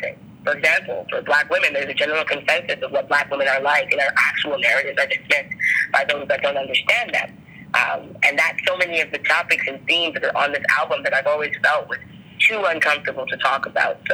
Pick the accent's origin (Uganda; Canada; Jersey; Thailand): Canada; Toronto, Ontario; now in Brampton, Canada; I grew up in Toronto